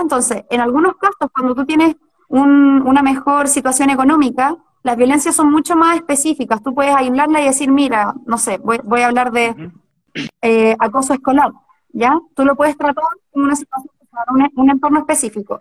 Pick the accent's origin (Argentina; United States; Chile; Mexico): Chile; Chillán, Ñuble; moved away as an adult; now in Santiago, Chile; yo nací en Chillán, me, me crié con mis abuelos